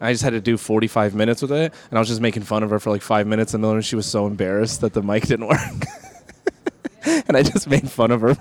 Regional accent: Modesto, California, United States; In my hometown in Modesto, California

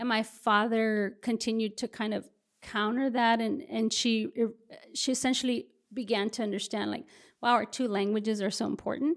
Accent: Brownsville, Texas, United States; moved away as an adult; also born or lived in Houston, Texas; now in San Antonio, United States; spent the majority of my, uh, adolescence and adulthood in the Rio Grande Valley in Brownsville, Texas

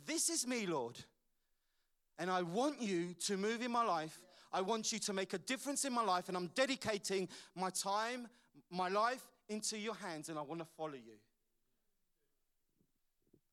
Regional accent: London, United Kingdom; As I was growing up in London, my father died when I was 15 years old

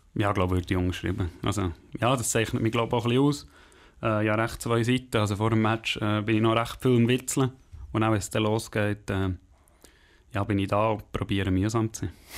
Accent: Langenthal, Bern, Switzerland; ich bin in äh, Heimenhausen, also in Langenthal aufgewachsen

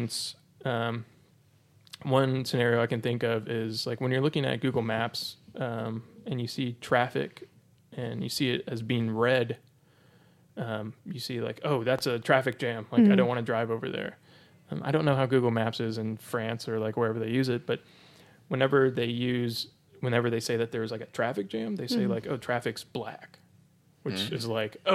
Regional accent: United States; as an American

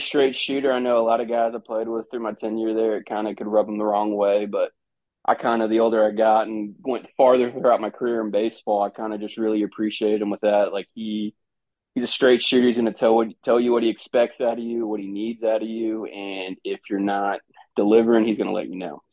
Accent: Orlando, Florida, United States; moved away as an adult; I was from Orlando.

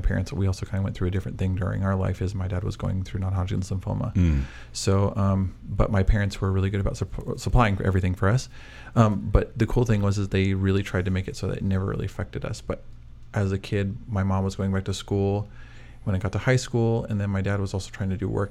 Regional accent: Burwell, Nebraska, United States; also born or lived in Ord, Nebraska; now in Kearney, United States; I actually am originally from Burwell, Nebraska

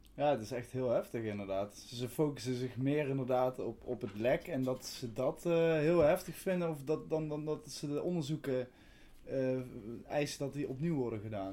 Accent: Veldhoven, North Brabant, Netherlands; moved away as an adult; now in Tilburg, Netherlands; Ik kom uit Veldhoven, geboren in Veldhoven. Ik woon nu woonachtig in eh, Tilburg

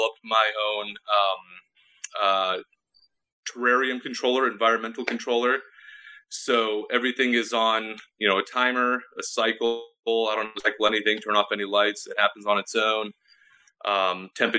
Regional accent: California, United States; I was born and raised in California, literally at the hospital

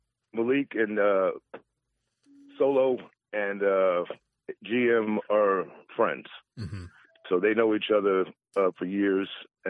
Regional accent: New York City, New York, United States; I'm from New York, too, as well. You know, my background is in New York. I'm born and raised in New York. I'm born and raised in Harlem.

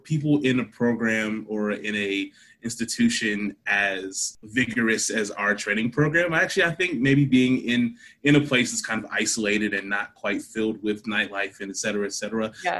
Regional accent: Akron, Ohio, United States; also born or lived in Berea, Ohio; I'm from Akron, Ohio, which is where I'm quarantined at right now

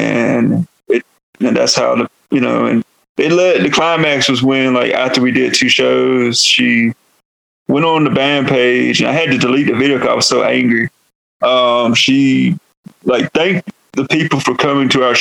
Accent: North Carolina, United States; accent: Southern; moved away as an adult; now in New Mexico, United States; I am from North Carolina. I come from the Halawasapani and Nansemond tribes out of North Carolina and Virginia. I am Eastern Woodlands, and also that's why I have a Southern accent.

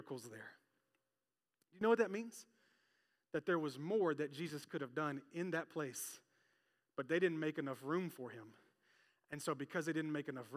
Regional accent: Memphis, Tennessee, United States; moved away; I came from Memphis in a Pentecostal church where people would get a little wild and a little crazy

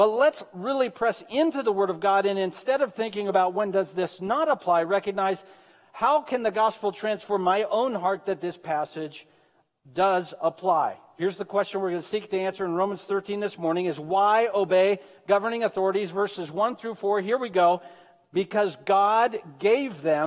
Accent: Medford, Oregon, United States; I was born and raised in Southern Oregon. I don't know if you know that or not. I grew up in Medford

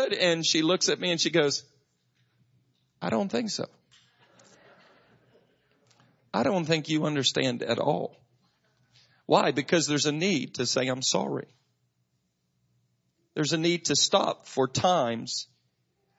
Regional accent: Macclenny, Florida, United States; I grew up in McClinney, right down the road. You know, we were the ones that all the disc jockeys made fun of in Jacksonville

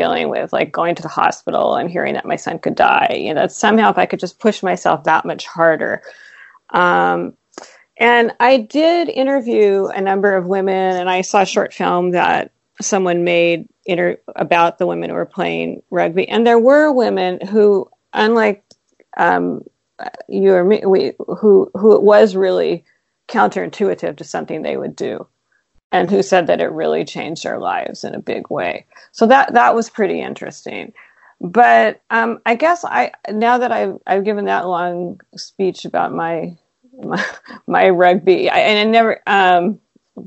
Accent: Seattle, Washington, United States; I grew up in Seattle

